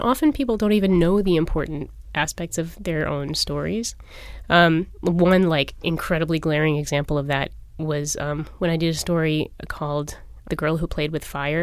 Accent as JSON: {"language": "English", "region": "New York", "country": "United States", "tie": "born or raised there", "moved": "as an adult", "lives_now": "Philadelphia, United States", "said": "I'm actually a New York native"}